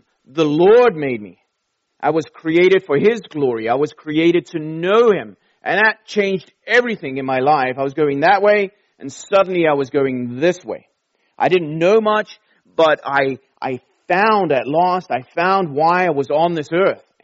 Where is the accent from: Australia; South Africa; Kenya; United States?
South Africa; Durban, KwaZulu-Natal; also born or lived in London, England; We flew down to the Indian Ocean to a city called Durban, right on the beach. We didn't live right at the beach, but close enough. And that's where I grew up in my teenage years.